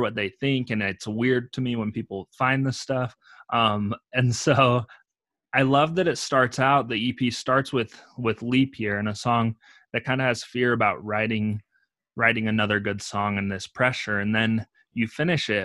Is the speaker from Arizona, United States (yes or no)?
no; Utah, United States; I'm from Utah, so it's a very cold climate